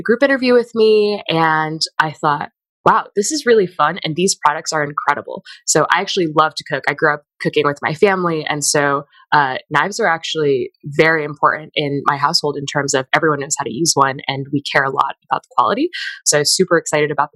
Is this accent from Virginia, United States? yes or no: yes; Fairfax County, Virginia, United States; also born or lived in northeastern China; I grew up in Fairfax County, Virginia